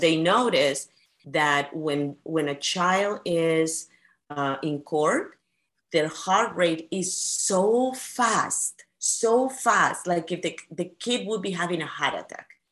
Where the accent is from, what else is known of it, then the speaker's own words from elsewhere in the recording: Peru; now in United States; I come from Peru